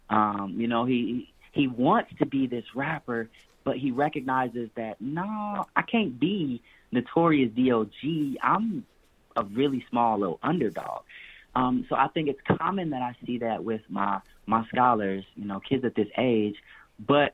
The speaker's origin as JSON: {"language": "English", "town": "Chicago", "region": "Illinois", "country": "United States", "said": "I'm from Chicago."}